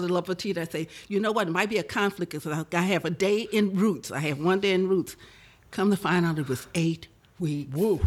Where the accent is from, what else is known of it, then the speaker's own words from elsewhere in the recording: New Orleans, Louisiana, United States; I was born in New Orleans uh, 73 years ago